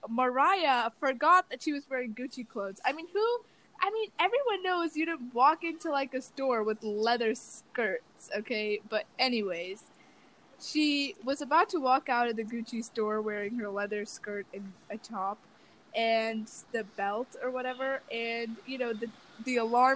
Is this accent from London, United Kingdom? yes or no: yes; London, United Kingdom; born there; That is true. I was born in London.